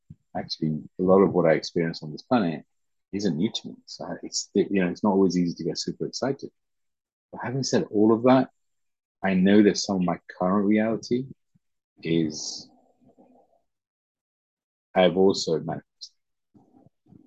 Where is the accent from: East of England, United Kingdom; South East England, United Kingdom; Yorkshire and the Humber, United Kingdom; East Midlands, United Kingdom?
East Midlands, United Kingdom; Leicester; English is a second language; also born or lived in Uganda / Teesside, England; we grew up in the Teesside. But then after a few years, we moved to Leicester.